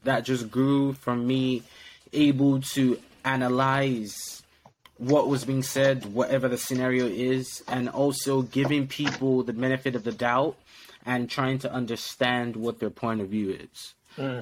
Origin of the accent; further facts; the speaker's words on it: Lagos, Nigeria; moved away; I was raised in Nigeria, Lagos, Nigeria, to be precise.